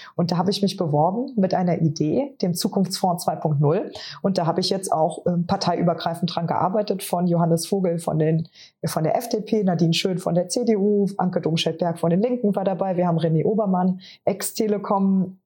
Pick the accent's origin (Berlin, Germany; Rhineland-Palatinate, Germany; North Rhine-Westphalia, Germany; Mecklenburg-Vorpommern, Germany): Rhineland-Palatinate, Germany; Trier; moved away; in meiner Heimat Katharina Barley, die äh, damalige Bundestagsabgeordnete und Justizministerin